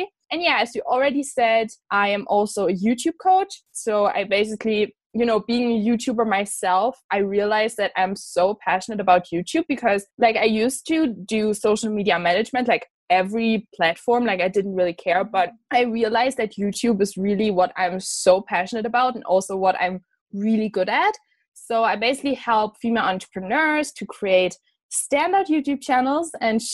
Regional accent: Germany; moved away as an adult; now in Scotland, United Kingdom; I'm from Germany, from a like small town in Germany. And I'm studying abroad in Scotland.

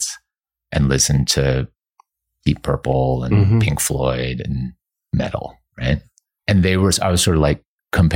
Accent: Canada; now in Los Angeles, United States; growing up in Canada

